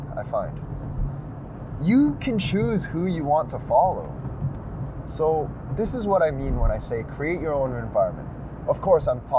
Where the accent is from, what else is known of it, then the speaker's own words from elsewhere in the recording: Canada; we're Canadian